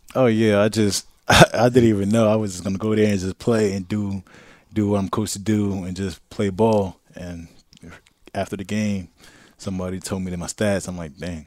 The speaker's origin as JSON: {"language": "English", "town": "New York City", "region": "New York", "country": "United States", "also_born_or_lived": "Brooklyn", "moved": "as an adult", "lives_now": "Tampa, United States", "said": "I'm from Queens"}